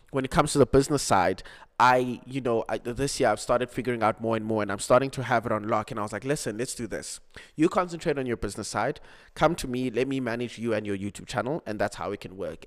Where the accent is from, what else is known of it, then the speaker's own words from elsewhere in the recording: Cape Town, Western Cape, South Africa; also born or lived in Mpumalanga; I was born in Mpumalanga. but I grew up in Cape Town.